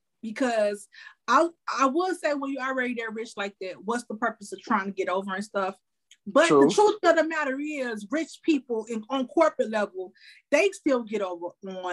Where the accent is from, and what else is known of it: Chicago, Illinois, United States; born or raised there